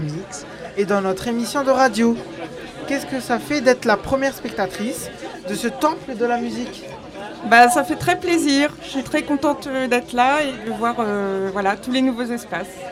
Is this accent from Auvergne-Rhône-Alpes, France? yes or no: no; Lille, Hauts-de-France, France; De Lille